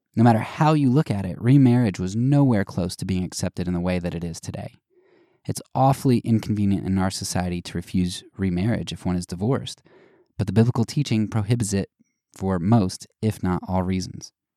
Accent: United States; us as American Christians

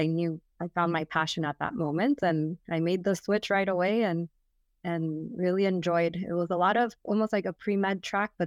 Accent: Miami, Florida, United States; also born or lived in Orlando; I wanted to move back to my hometown of Miami.

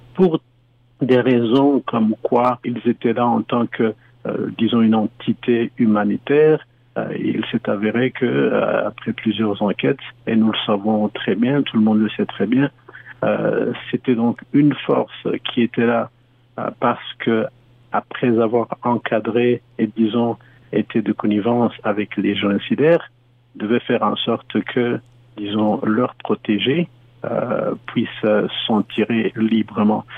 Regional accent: Rwanda; now in Canada; nous sommes des Rwandais

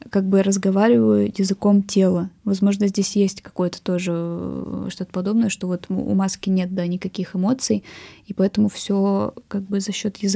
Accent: Ural, Russia; мне важно то, что я с Урала. Действительно, я хочу показать то, что на Урале есть такое искусство.

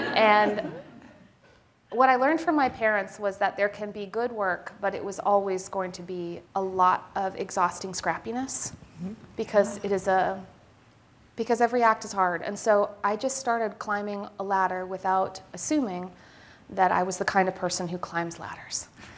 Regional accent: Manitoba, Canada; both my parents were academics. So I grew up in the University of Manitoba

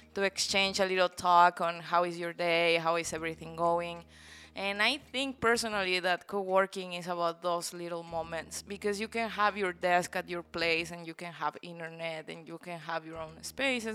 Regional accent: Guanajuato, Mexico; moved away as an adult; now in Playa del Carmen, Mexico; Mexico, in the center, um, state called Guanajuato, which is really beautiful as well

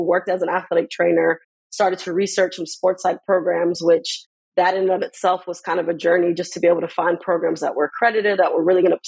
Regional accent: Miami, Florida, United States; now in Portland, United States; Born and raised in Miami, Florida. I have two parents that are originally from Jamaica

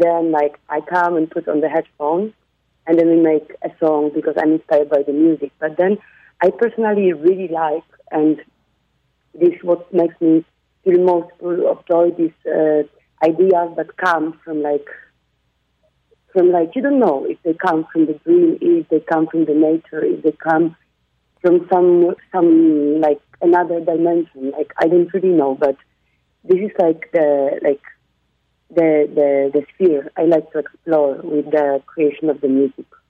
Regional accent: Warsaw, Masovian Voivodeship, Poland; moved away as an adult; now in Barcelona, Spain; I come from Warsaw

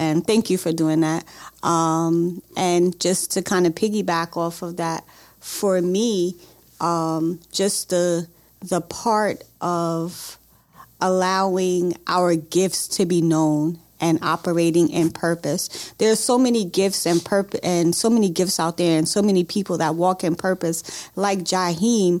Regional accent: New York, United States; now in Baltimore, United States; originally I'm from New York

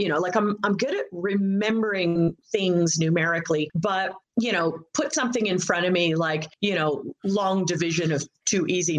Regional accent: Valley of Enchantment, California, United States; moved away as an adult; also born or lived in Palm Springs, California; now in Tasmania, Australia; Yeah, born and raised in California. You know, born in Palm Springs, raised in a little town outside of LA called Valley of Enchantment. Yes, it's true. I was raised in Valley of Enchantment.

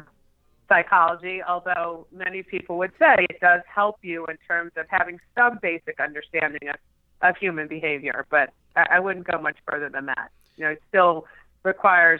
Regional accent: Northern New Jersey, United States; accent: New York; also born or lived in Detroit, Michigan; I was born in Detroit and I was raised in Northern New Jersey

